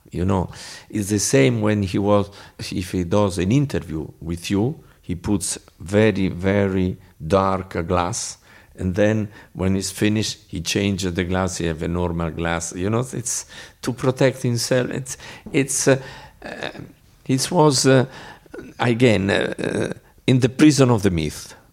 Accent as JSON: {"language": "English", "town": "Bologna", "region": "Emilia-Romagna", "country": "Italy", "second_language": "English", "said": "I am from Bologna."}